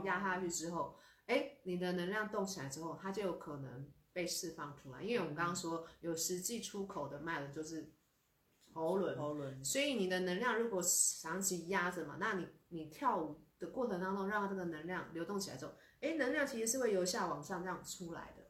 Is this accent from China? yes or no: no; Taiwan; 我们台湾人